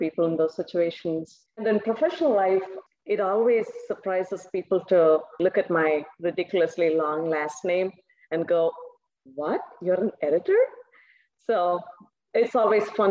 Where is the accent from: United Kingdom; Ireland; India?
India; southern India; first language Tamil; English is a second language; now in United States; My native language, it's called Tamil. It is spoken widely in the southern part of India. And we grew up with two languages